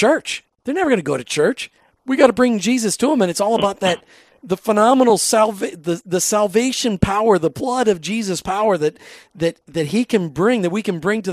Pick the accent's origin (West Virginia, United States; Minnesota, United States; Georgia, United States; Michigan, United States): Minnesota, United States; I grew up in Minnesota